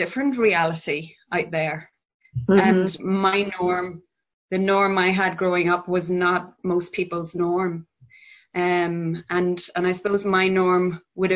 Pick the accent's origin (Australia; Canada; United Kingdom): United Kingdom; Northern Ireland; moved away as an adult; also born or lived in Belfast; I grew up in a very Catholic, conservative background in Northern Ireland, at the backdrop of the Troubles conflict zone